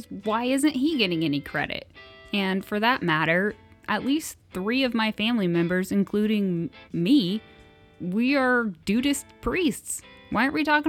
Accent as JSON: {"language": "English", "country": "United States", "said": "as an American"}